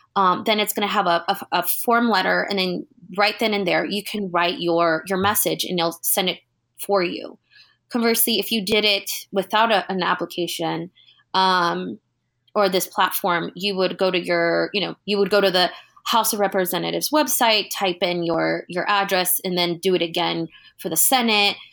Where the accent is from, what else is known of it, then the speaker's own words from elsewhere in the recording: California, United States; being Californian